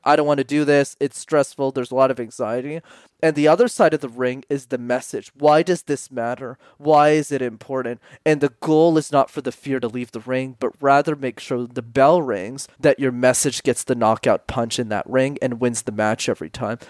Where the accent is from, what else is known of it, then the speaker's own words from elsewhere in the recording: Montreal, Quebec, Canada; I grew up in Montreal, which is a city in Canada where you need to know how to speak French